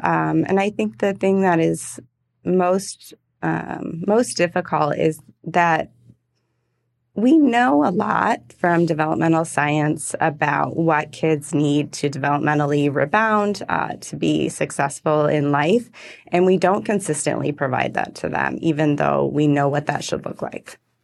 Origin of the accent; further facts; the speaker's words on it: Michigan, United States; moved away; I'm originally from Michigan